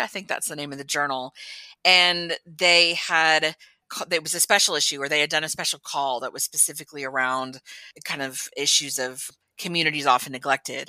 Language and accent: English; Texas, United States; I was born and raised in Texas in the United States